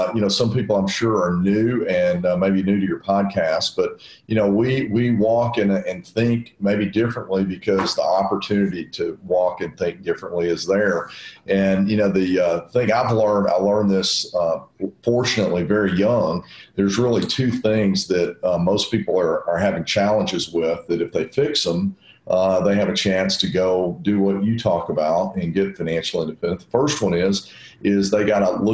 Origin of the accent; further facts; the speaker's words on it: Nashville, Tennessee, United States; I'm from Nashville, and I've been in Nashville my whole life